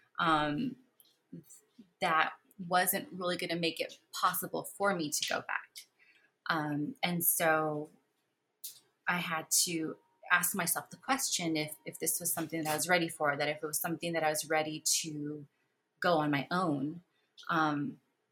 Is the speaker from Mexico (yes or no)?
yes; Mexico; moved away; I was born in Mexico.